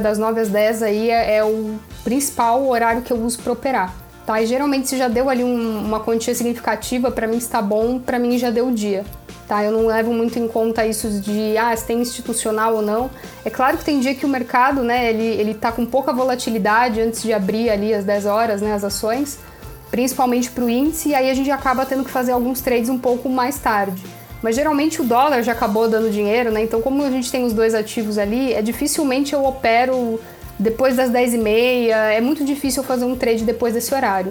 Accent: Brazil; eu sou do Brasil

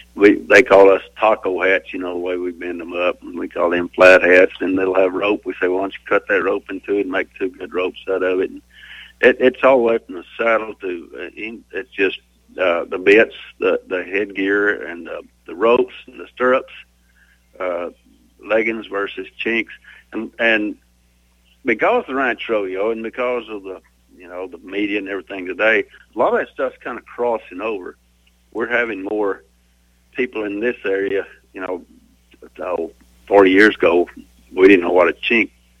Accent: Benjamin, Guthrie area, King County, Texas, United States; also born or lived in Lubbock, Texas; now in Weatherford, United States; Around the Benjamin Guthrie area, King County, and big ranch country

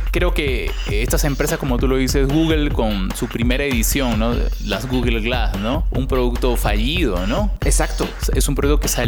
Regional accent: Peru; now in Mexico; yo, si te habrás dado cuenta por mi acento, yo no soy mexicano, soy peruano.

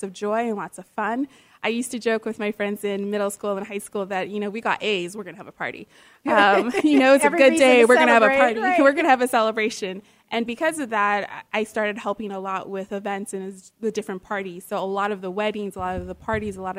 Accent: Nigeria; I'm Nigerian, for anyone who knows, and part of the culture

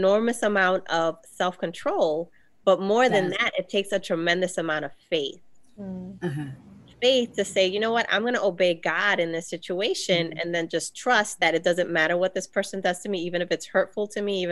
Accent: New York City, New York, United States; I grew up in the South Bronx

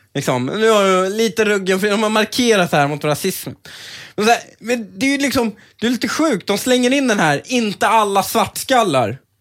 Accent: Stockholm, Stockholm County, Sweden; also born or lived in Upplands Väsby; när jag var uppväxt i Husby och de sociala klickarna även i Väsby

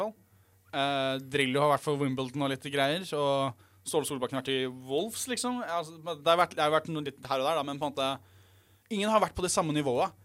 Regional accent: Norway; Jeg er jo norsk

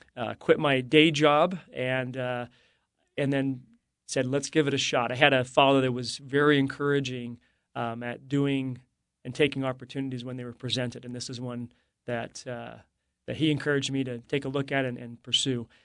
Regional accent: Morgan, Utah, United States; growing up in Morgan, it's a farming community

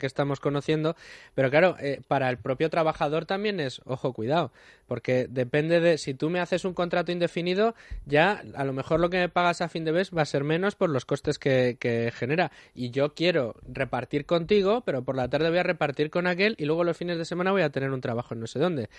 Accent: Extremadura, Spain; yo, que soy extremeño

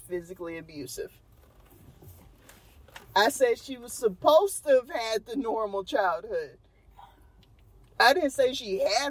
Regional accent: Texas, United States; Also, I'm from Texas, so it doesn't work with my accent.

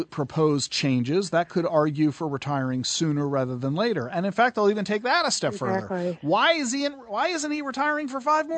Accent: New Jersey, United States; moved away; I'm from South Jersey, not North Jersey

